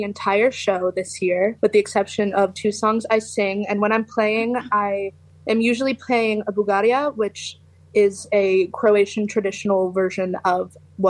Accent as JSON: {"language": "English", "town": "Youngstown", "region": "Ohio", "country": "United States", "said": "Yeah, so I'm from Youngstown, Ohio."}